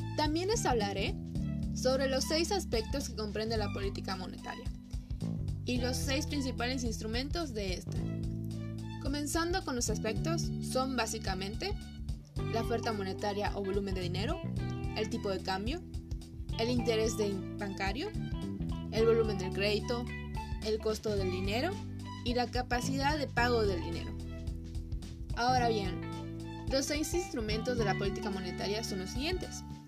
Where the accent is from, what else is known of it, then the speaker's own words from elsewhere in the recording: Mexico; nuestro país, México